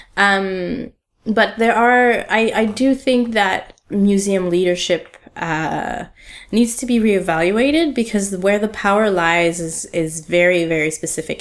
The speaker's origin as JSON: {"language": "English", "town": "Ottawa", "region": "Ontario", "country": "Canada", "tie": "born or raised there", "moved": "as an adult", "lives_now": "Montreal, Canada", "said": "I grew up in Ottawa, which is a, a small city two hours away from Montreal in a different province in mm-hmm. Ontario"}